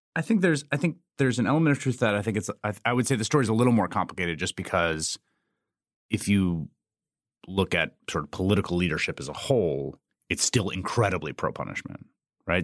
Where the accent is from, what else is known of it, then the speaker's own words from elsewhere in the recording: New York City, New York, United States; moved away; also born or lived in Chicago / Washington, D.C.; I grew up in New York City in the peak crime years